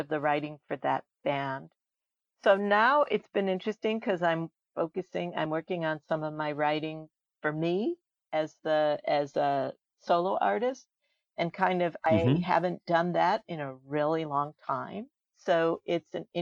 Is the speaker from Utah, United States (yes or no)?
no; Chicago, Illinois, United States; I grew up in Chicago